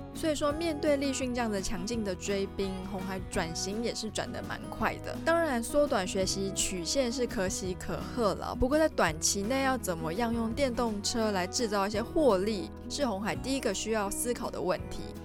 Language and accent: Chinese; Taiwan; 身为台湾人民的我也是与有荣焉啦